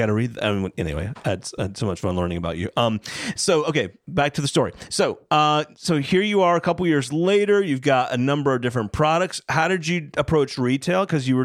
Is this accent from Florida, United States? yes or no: yes; Florida, United States; I grew up in Florida